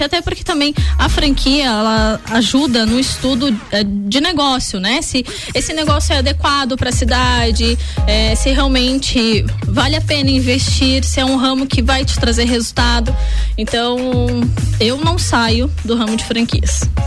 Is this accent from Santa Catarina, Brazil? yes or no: yes; Lages, Santa Catarina, Brazil; sou lagiana, nasci sim, em Lages, amo essa cidade